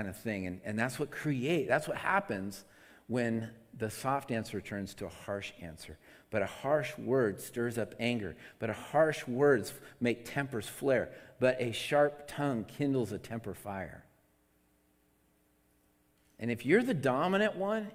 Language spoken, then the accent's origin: English; Seattle, Washington, United States; now in California, United States; I come from Seattle, and Seattle, you can drink out of the faucet up there.